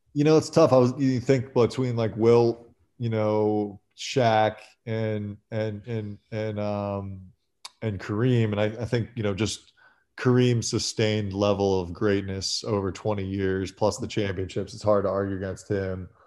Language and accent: English; Philadelphia, Pennsylvania, United States; growing up in Philly and having gone to Kobe's high school games